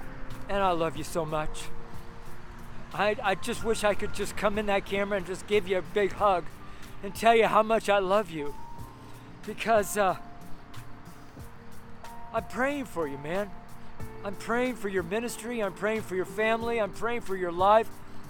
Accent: California, United States; I'm from Northern California, so I'll know all about tree huggers.

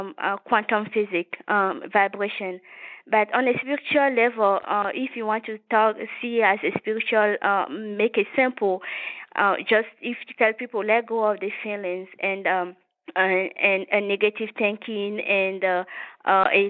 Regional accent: Togo; now in United States; I was born in West Africa, in a small country called Togo. Which is a French-speaking country. So I was raised by my mom.

